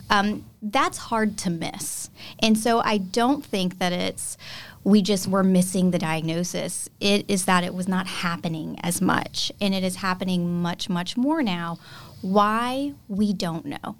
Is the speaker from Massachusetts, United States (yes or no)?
no; South Louisiana, United States; moved away as an adult; also born or lived in Cleveland, Ohio / Nashville, Tennessee; Louisiana girl, born and raised in South Louisiana